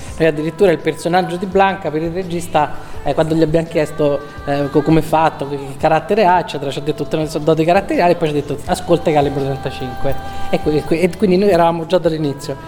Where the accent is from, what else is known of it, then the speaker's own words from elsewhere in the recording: Perugia, Umbria, Italy; now in Milan, Italy; Perugino di sopra